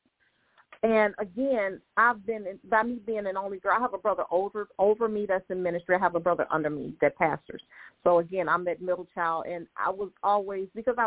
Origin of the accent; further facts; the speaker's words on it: Detroit, Michigan, United States; also born or lived in Lake Providence, Louisiana / Texas / Houston; I was born in Louisiana, Lake Providence, Louisiana, raised 85% of my life in Detroit, some in Louisiana and some in Texas